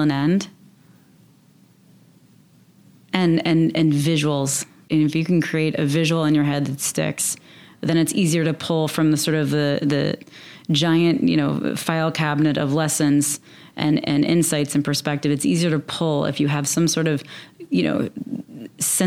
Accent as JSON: {"language": "English", "region": "the South", "country": "United States", "said": "I'm from the South"}